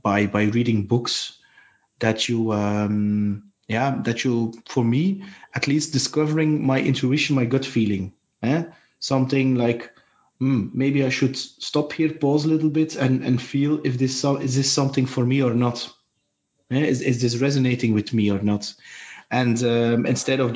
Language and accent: English; Belgium; I'm from Belgium